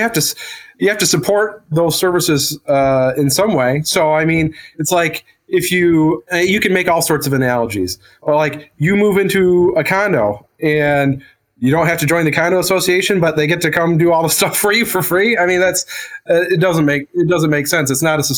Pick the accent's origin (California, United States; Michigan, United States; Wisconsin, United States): Michigan, United States; Flint; I'm from Flint, Genesee County